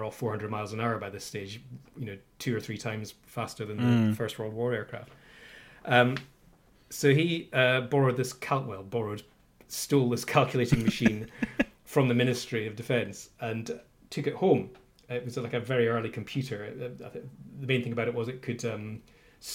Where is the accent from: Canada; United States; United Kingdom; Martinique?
United Kingdom; Orkney, Scotland; I grew up in Orkney, the Orkney Islands in the north of Scotland